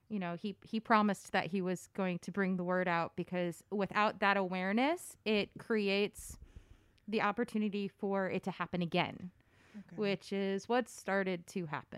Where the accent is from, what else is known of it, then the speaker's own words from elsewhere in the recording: Connecticut, United States; I grew up, well, that's a trick question. Connecticut for the most part.